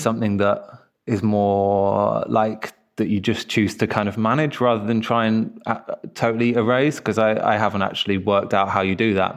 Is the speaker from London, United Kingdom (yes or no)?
yes; London, United Kingdom; also born or lived in Crystal Palace, London; I grew up in Kensal Rise, although now I'm live in Crystal Palace